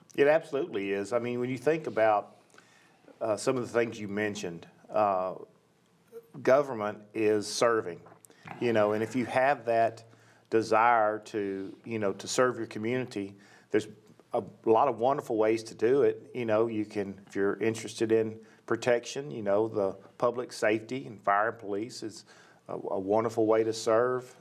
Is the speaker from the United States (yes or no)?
yes; Nashville, Tennessee, United States; I grew up in Nashville, and uh, West Nashville to be specific